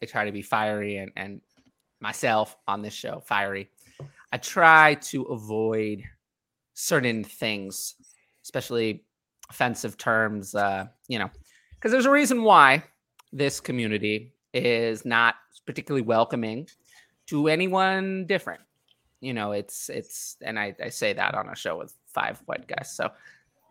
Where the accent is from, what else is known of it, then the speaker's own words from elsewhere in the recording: New York City, New York, United States; I'm from New York City